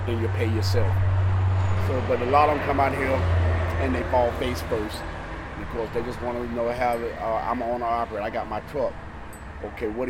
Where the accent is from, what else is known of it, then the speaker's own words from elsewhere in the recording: Miami, Florida, United States; now in Asheville, Alabama, United States; I was born down there in Miami, Florida.